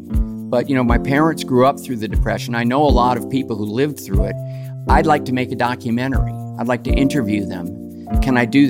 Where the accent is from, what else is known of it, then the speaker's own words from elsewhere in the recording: Los Angeles, California, United States; Even though I was a child of Hollywood